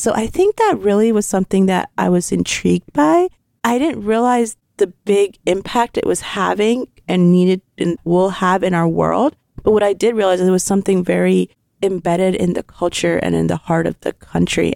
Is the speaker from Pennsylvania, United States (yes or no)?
yes; Lancaster, Pennsylvania, United States; also born or lived in India / Texas; I grew up in Texas till I was five and then came to Lancaster when I was six, and I've been here ever since.